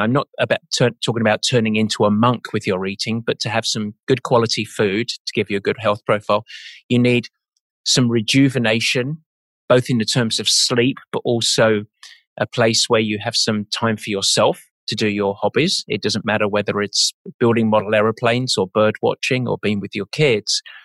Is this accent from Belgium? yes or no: no; England, United Kingdom; I'm English.